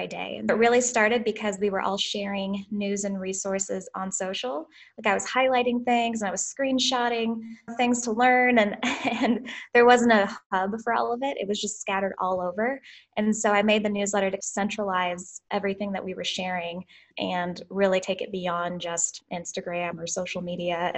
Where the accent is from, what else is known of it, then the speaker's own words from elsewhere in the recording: Southern Illinois, United States; now in St. Louis, United States; I'm from Southern Illinois, just like a small farm town. Grew up in a cow farm